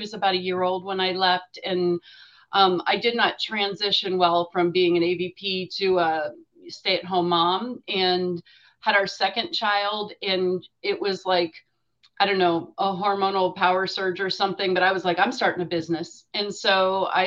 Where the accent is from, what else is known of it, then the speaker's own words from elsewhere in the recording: Erie, Pennsylvania, United States; also born or lived in Indiana, Pennsylvania; I grew up in Erie, which is, you know, up in the Northwest